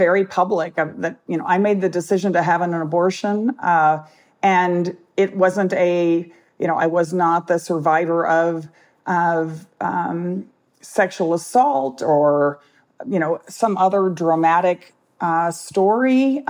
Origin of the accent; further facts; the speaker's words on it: Texas, United States; And the thought that now, as a Texan, that anyone in the state has fewer rights than I did that many years ago is incredible.